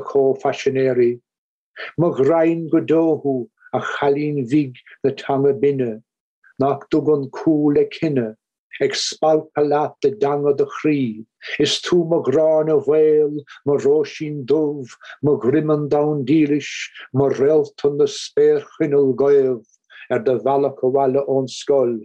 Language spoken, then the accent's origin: English; Kerry, Munster, Ireland; where I grew up in Kerry